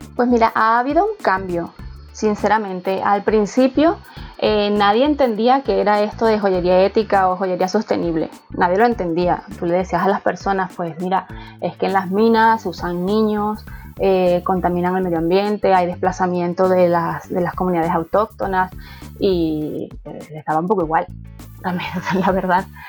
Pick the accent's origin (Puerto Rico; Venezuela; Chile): Venezuela; accent: Venezuelan; now in Madrid, Spain; mi acento es latino, mi acento es venezolano